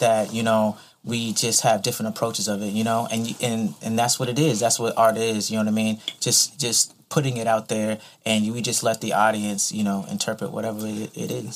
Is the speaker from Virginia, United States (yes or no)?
yes; Virginia Beach, Virginia, United States; also born or lived in Pensacola, Florida; now in Savannah, United States; I was pretty much raised in um, Virginia Beach area